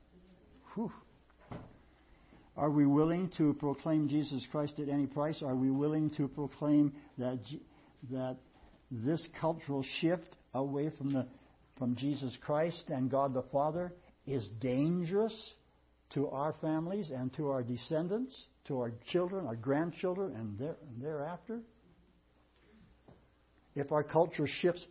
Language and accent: English; United States; we as American people